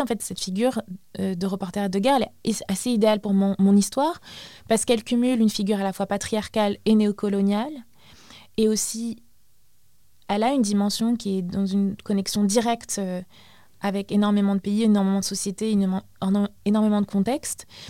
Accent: Baghdad, Baghdad Governorate, Iraq; moved away; je suis euh, irakienne d'origine, je suis née à Bagdad

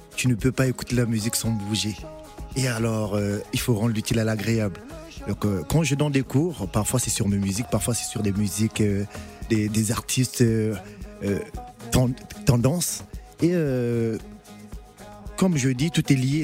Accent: Republic of the Congo; en tant que Congolais, on a la rumba qui est là déjà de la base

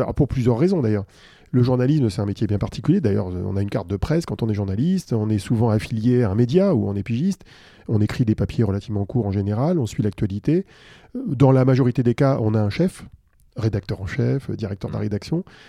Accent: Île-de-France, France; also born or lived in Suresnes / Paris / Neuilly-sur-Seine; je suis né à Suresnes, à l'hôpital Foch. C'est pas très loin, hein, c'est en région parisienne. Et j'ai habité, euh, j'ai toujours habité en Ile-de-France

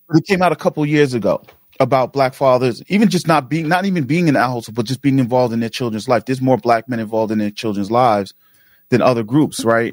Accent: New York City, New York, United States; growing up in Queens and in, in South, you know, Jamaica, Queens

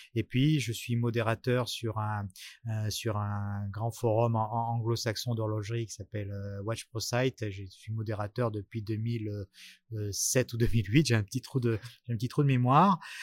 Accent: Bordeaux, Nouvelle-Aquitaine, France; moved away as an adult; now in Paris, France; je suis monté euh, sur Paris puisque je suis je suis bordelais

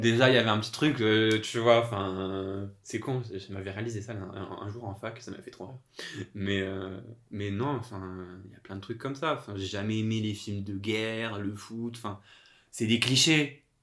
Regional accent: Corsica, France; moved away as an adult; also born or lived in Toulouse / Paris region; now in Paris, France; j'ai grandi en Corse.

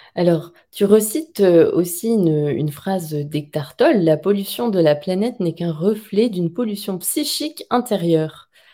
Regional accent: France; en tant que bon français

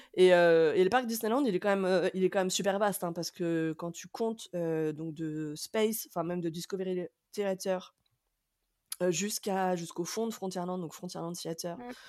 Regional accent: France

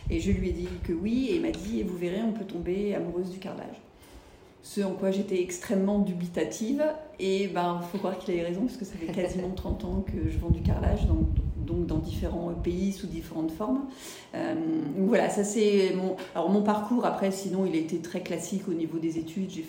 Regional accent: Lille, Hauts-de-France, France; also born or lived in United States; now in Toulouse, France; je suis toulousaine depuis 9 ans, j'ai vécu 15 ans aux États-Unis et avant, euh, on va dire que je suis plutôt de la région de Lille.

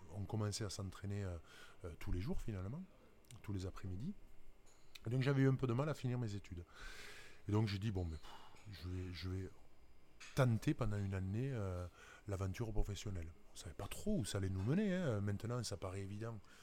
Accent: Toulouse region, Occitania, France; also born or lived in Dax; ma région d'origine

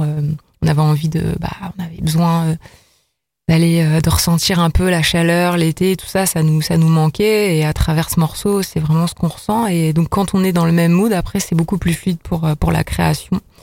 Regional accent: Lille, Hauts-de-France, France; moved away as an adult; now in Lyon, France; je suis quand même originaire de Lille

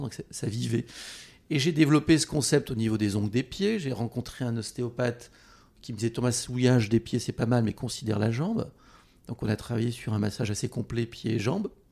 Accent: Treignac, Nouvelle-Aquitaine, France; mon village où j'ai grandi, en Haute-Corrèze

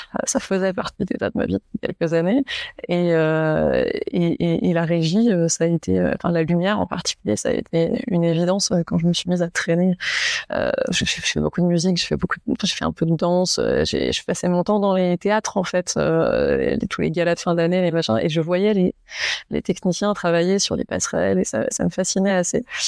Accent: Saint-Malo, Brittany, France; moved away; j'ai grandi à Saint-Malo en, Bretagne

